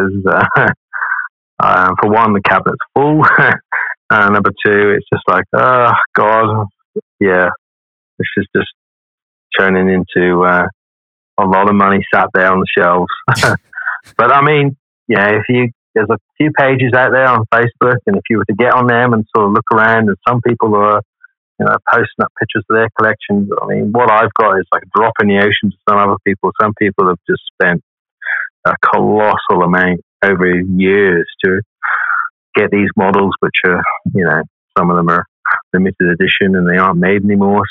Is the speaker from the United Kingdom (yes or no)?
yes; England, United Kingdom; now in Perth, Australia; I'm just from England